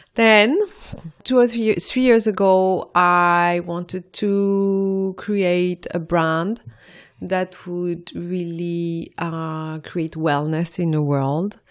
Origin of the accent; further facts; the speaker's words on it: Morocco; also born or lived in France; now in London, United Kingdom; I was born in Morocco